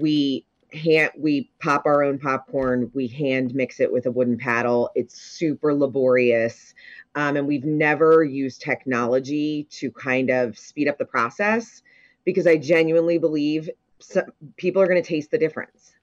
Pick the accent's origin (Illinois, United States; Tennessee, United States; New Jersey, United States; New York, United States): New Jersey, United States; Ocean City; I was born and raised in Ocean City